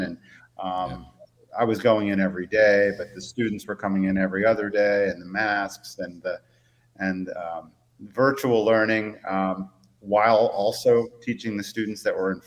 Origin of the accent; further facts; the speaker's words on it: Ellicott City, Maryland, United States; also born or lived in Baltimore / Eastern Shore, Maryland; I lived first 20 years or so of my life in Ellicott City